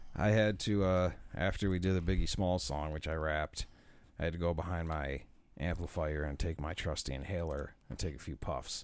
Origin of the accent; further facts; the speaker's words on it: Buffalo, New York, United States; we're from Buffalo.